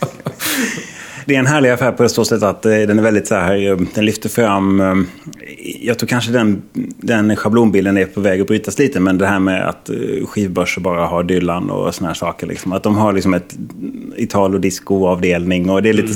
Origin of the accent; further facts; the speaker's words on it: Halmstad, Halland County, Sweden; moved away; jag är ju från Halmstad från början